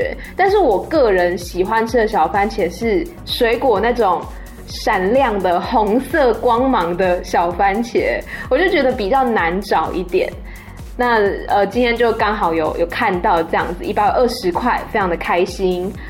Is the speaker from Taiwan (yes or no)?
yes; Taiwan; now in Thailand; 我就跟他说：“嗯、哦，不是呢，我是台湾人。”